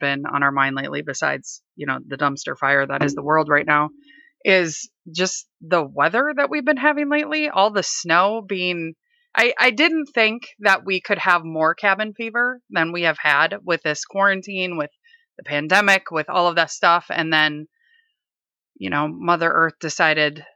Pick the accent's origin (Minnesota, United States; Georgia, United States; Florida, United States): Minnesota, United States; now in Seattle, United States; I'm originally from Minnesota